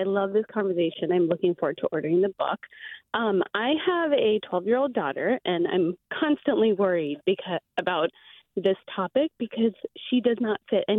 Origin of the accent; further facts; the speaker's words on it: India; We're Indian, and I'm a Muslim woman, so I wear a scarf